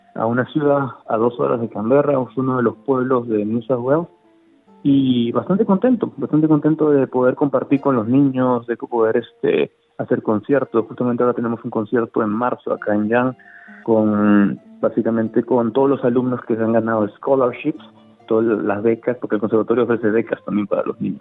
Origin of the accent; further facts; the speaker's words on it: Lima, Peru; moved away as an adult; also born or lived in Melbourne, Australia; now in Adelaide, Australia; yo vengo de ciudad grande, vengo de Lima